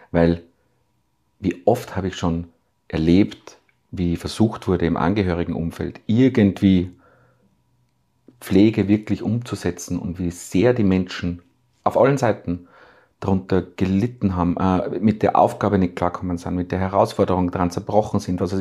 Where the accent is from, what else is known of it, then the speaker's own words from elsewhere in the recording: Salzburg, Austria; born there; äh, Steine bewegt in Salzburg, die vorher sogar für mich als gebürtigen Salzburger nicht vorstellbar gewesen wären